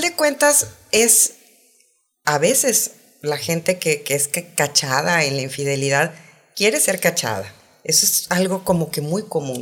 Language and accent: Spanish; Saltillo, Coahuila, Mexico; yo soy de Saltillo